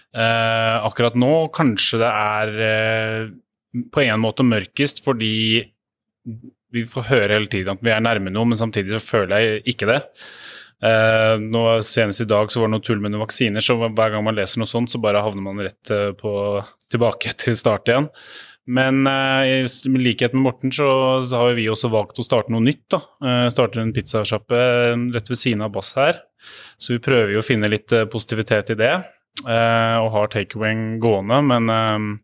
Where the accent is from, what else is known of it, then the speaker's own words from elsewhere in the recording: Oslo, Norway; Jeg er fra, her fra Oslo